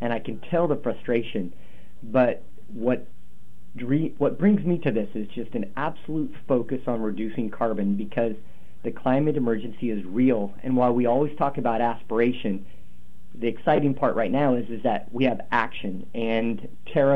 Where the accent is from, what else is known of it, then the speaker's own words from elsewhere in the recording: Portland, Oregon, United States; I'm from North Portland. I'm from the poorest neighborhood in North Portland.